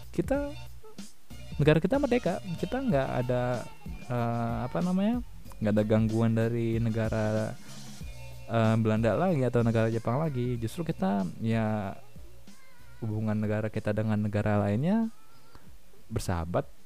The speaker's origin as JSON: {"language": "Indonesian", "region": "Jakarta", "country": "Indonesia", "said": "gue sebagai orang Jakarta pinggiran mungkin"}